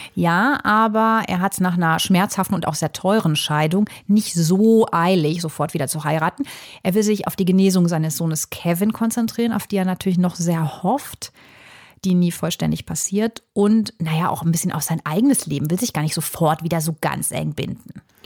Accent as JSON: {"language": "German", "country": "Germany", "said": "bei uns in Deutschland"}